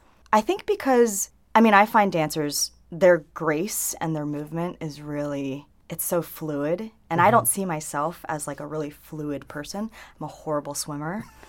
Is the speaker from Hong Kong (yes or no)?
yes; Hong Kong; I mean, because, okay, so I'm from Hong Kong originally.